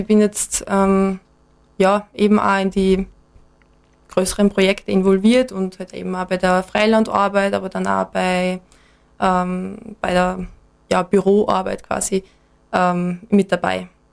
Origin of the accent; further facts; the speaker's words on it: Enns, Upper Austria, Austria; moved away as an adult; now in Graz, Austria; bin ursprünglich aus Enns in Oberösterreich.